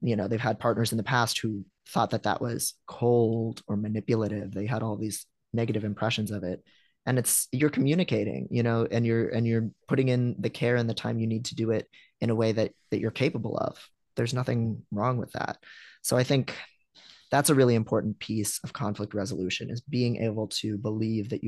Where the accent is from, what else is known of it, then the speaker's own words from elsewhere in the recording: Midwest, United States; I'm a Midwesterner